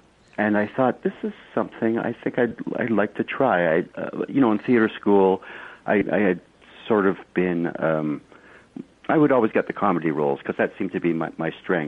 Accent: Kilmarnock, Scotland, United Kingdom; born there; Yeah, I was born in Kilmarnock, Scotland, quite a few years ago.

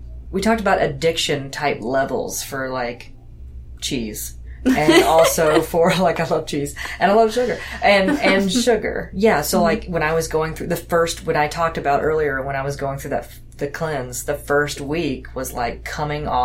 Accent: Deep South, United States; I grew up in the Deep South.

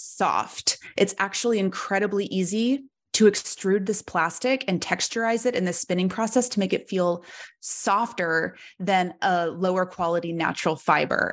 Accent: Oklahoma City, Oklahoma, United States; moved away as an adult; also born or lived in London; I grew up in Oklahoma City

